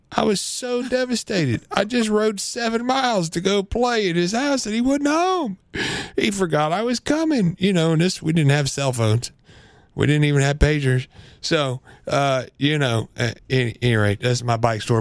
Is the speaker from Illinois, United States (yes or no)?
yes; Central Illinois, United States; I grew up in Central Illinois, good old-fashioned farm country